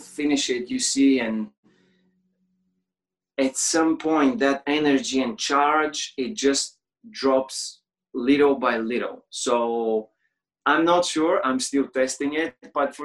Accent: Bulgaria; I'm like from Bulgaria.

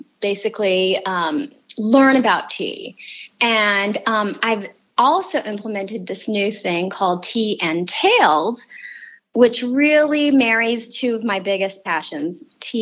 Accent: Texas, United States; moved away; also born or lived in West Coast; I grew up in Texas and my mother made tea

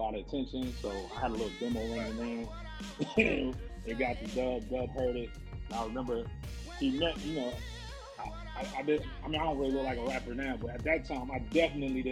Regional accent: Jersey City, New Jersey, United States; I'm from originally from Jersey City, New Jersey

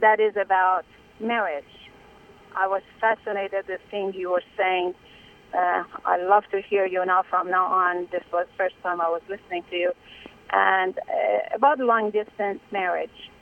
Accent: Iran; now in United States; I'm Iranian or I was born in Iran

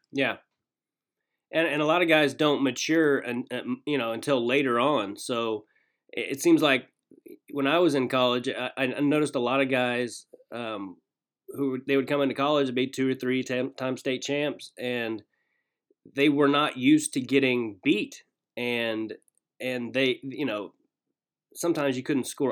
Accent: Kansas, United States; also born or lived in Arkansas; I grew up in Kansas, but I was born in Arkansas and I lived there till I was about five

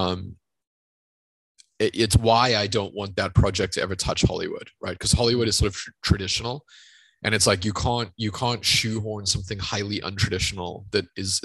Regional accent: South Africa; growing up in South Africa

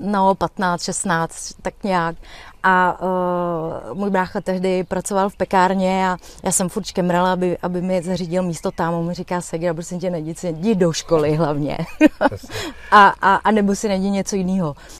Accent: Czechia; já jsem řekla z České republiky, a, a, a že jsem Romka

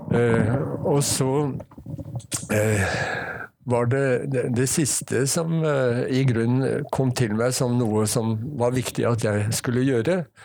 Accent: Ski, Akershus, Norway; moved away as an adult; also born or lived in Oslo; now in Bergen, Norway; jeg vokste opp på Ski

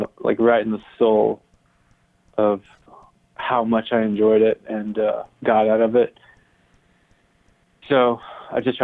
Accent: Tifton, Georgia, United States; moved away as an adult; also born or lived in Iowa City, Iowa / Amherst, Massachusetts; I'm from Tifton, Georgia, which is a small town in South Georgia

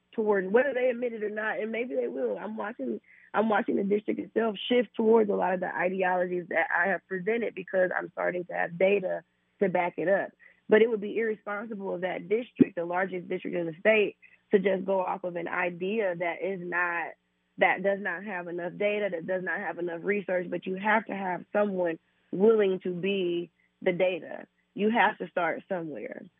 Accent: Indianapolis, Indiana, United States; I'm from Indianapolis. I have been nowhere else since I was 4 years old

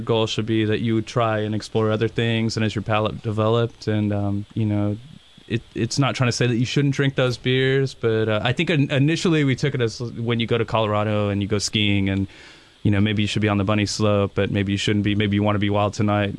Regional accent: England, United Kingdom; now in United States; I'm from England

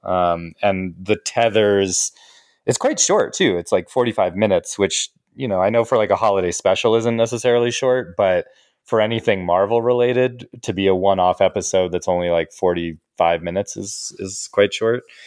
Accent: Denver, Colorado, United States; now in Canada; I'm back home from Canada, I'm back in Denver, and I'm with my family

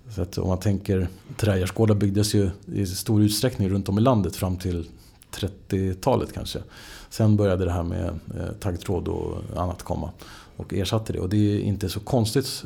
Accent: Stockholm, Stockholm County, Sweden; jag är ju född in i Stockholm. Uppväxt i, liksom, verkligen in i stan.

